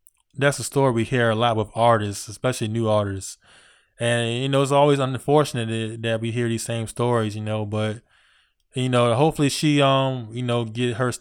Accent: Virginia, United States; I'm from Virginia

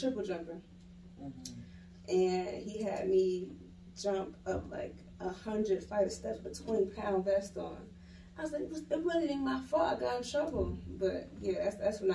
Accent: Atlanta, Georgia, United States; also born or lived in Philadelphia, Pennsylvania; I'm originally from Philadelphia. I was born in Philly and raised in Atlanta

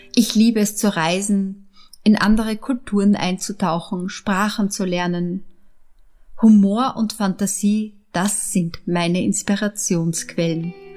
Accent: Upper Austria, Austria; also born or lived in Vienna; Ich bin in Wien geboren, in Oberösterreich aufgewachsen

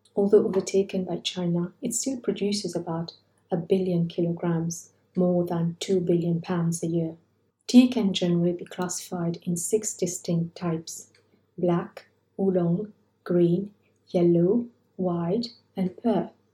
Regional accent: Mauritius; my growing up in Mauritius

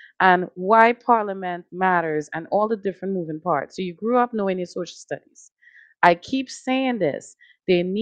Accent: Trinidad & Tobago; now in Connecticut, United States; I come from a country, Trinidad and Tobago, shout out. You know, I come from the West Indies.

